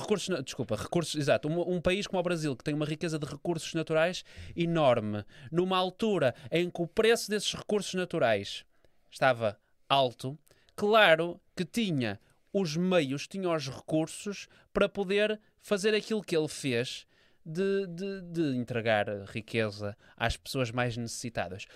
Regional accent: Portugal; eu sou português

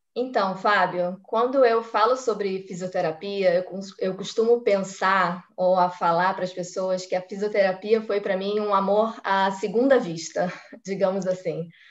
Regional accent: Rio de Janeiro, Brazil; moved away as an adult; also born or lived in Copacabana; now in Israel; morei a vida inteira na Tijuca, sou tijucana. Eu nasci, cresci, vivi e morei na Tijuca

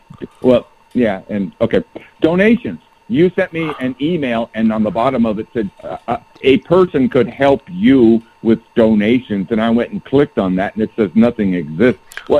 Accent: San Jose, California, United States; also born or lived in Riverside, California; I was born in Riverside, but went to Northern California for 45 years, San Jose.

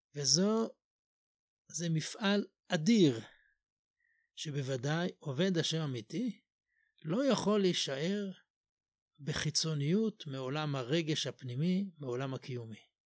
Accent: Jerusalem, Jerusalem District, Israel; אני גדלתי במקום ש- בתפילות לא ניגנו שום ניגון

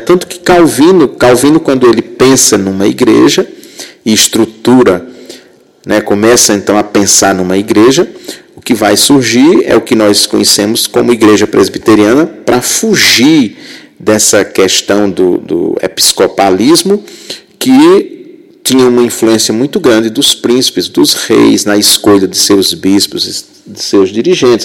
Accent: Rio Grande do Norte, Brazil; moved away as an adult; also born or lived in Southeast Brazil; Eu sou de uma cidade muito muito pequena no Rio Grande do Norte, que na época tinha pouco mais de mil habitantes

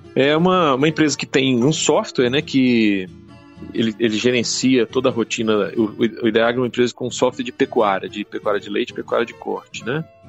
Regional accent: Minas Gerais, Brazil; eu sou mineiro, sou médico veterinário

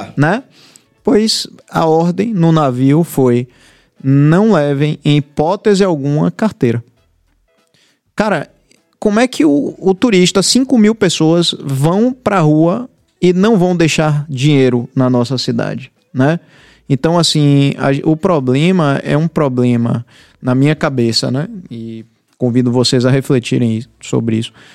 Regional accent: Bahia, Brazil; eu, como baiano

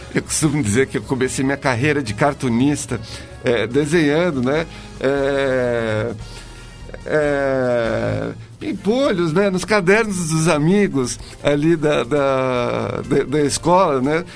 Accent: Brazil; Eu cresci numa época em que no Brasil também tinha, vivia um, um momento político muito louco

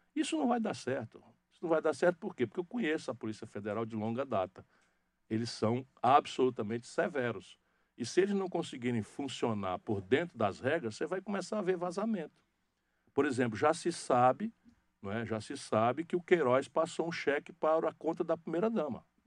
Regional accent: Northeast Region, Brazil; esse estilo de falar o que pensa, de ser direto, de ser claro, que é muito da característica nossa do Nordeste

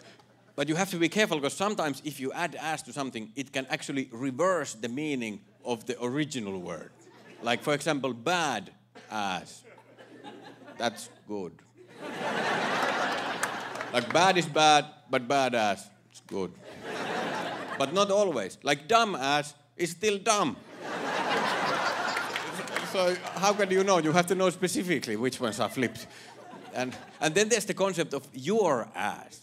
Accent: Finland; English is a second language; moved away as an adult; now in United States; I am from Finland

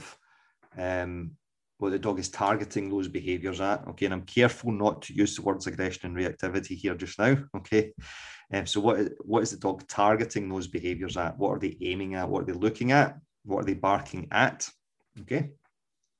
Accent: Scotland, United Kingdom; accent: Scots; my dulcet Scots accent

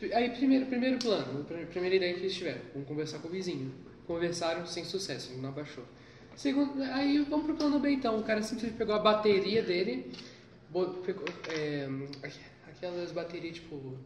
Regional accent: Rio de Janeiro, Brazil; eu sou carioca

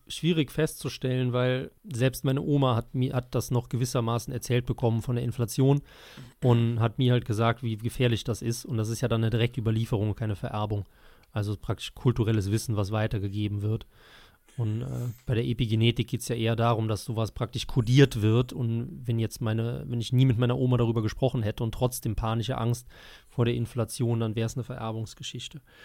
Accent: Germany; als Deutscher

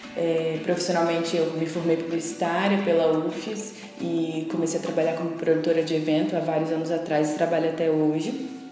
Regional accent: Vila Velha, Espírito Santo, Brazil; a Barra do Jucu, que foi onde eu, foi onde eu fui criada

